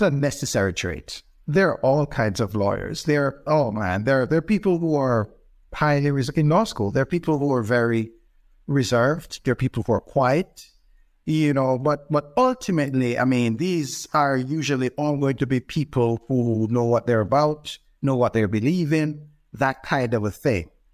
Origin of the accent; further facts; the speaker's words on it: Jamaica; moved away as an adult; also born or lived in Edmonton, Alberta, Canada; now in Ontario, Canada; I'm Jamaican by birth. Uh, my wife and I moved to Edmonton, Alberta, um, uh, many years ago.